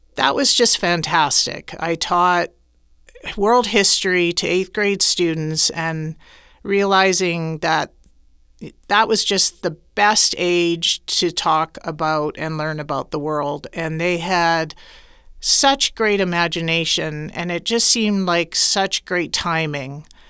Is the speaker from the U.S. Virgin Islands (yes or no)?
no; Saskatoon, Saskatchewan, Canada; moved away as an adult; now in Guadalajara, Mexico; I'm originally from Saskatoon, Saskatchewan, Canada